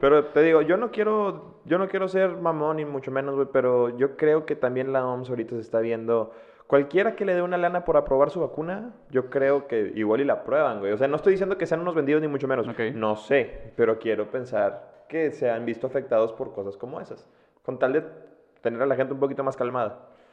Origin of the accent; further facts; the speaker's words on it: Mexico; siendo mexicana